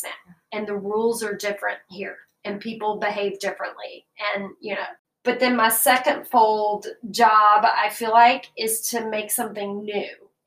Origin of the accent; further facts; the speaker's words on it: Birmingham, Alabama, United States; moved away as an adult; also born or lived in Connecticut / New York City; now in Atlanta, United States; I grew up in Alabama